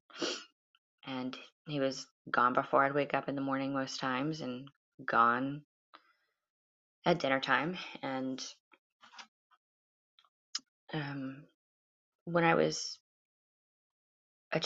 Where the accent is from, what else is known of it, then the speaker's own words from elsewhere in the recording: United States; I live in America, I'm an American